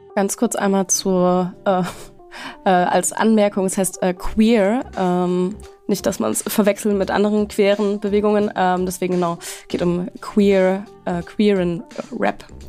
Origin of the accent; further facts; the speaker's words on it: Stuttgart, Baden-Württemberg, Germany; moved away; ich bin äh, in meine Heimat gefahren, nach Baden-Württemberg, äh, genauer gesagt nach Stuttgart